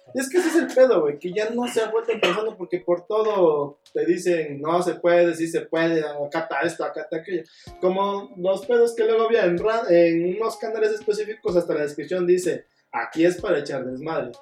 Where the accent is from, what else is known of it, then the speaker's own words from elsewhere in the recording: Oaxaca, Mexico; Yo también soy de Oaxaca